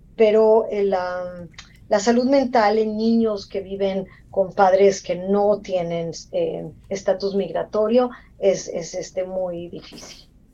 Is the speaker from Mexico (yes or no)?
yes; Mexico; moved away as an adult; also born or lived in Mexico City; now in United States; soy mexicana, eh, me entrené en la Ciudad de México, en la UNAM